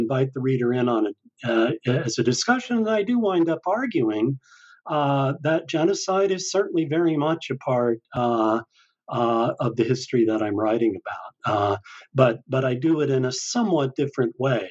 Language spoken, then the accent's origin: English; Salt Lake City, Utah, United States; also born or lived in Iowa; now in Oregon, United States; I grew up in Salt Lake City, Utah